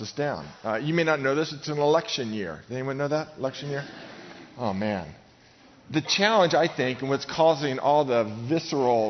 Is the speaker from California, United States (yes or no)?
yes; Novato, California, United States; I grew up in Novato, about 60 miles north of here